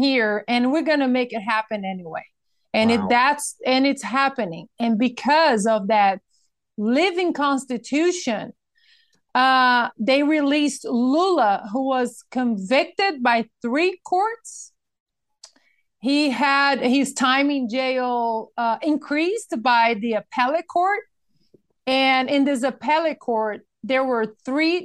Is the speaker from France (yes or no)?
no; Brazil; now in California, United States; I am also American, an American citizen now, and as well as Brazilian.